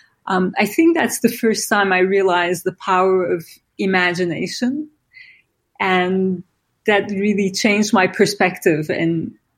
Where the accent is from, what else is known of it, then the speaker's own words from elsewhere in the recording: İzmir, Turkey; now in New York, United States; I grew up in Izmir, which at the time was a small Aegean city, kind of quiet and beautiful